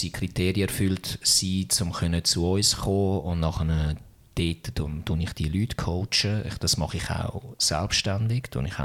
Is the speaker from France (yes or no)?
no; Zürich, Switzerland; Ja, ich kann, es ist noch witzig als Zürcher ist alles, was nicht Stadt Zürich ist, ist, ist, ist weit.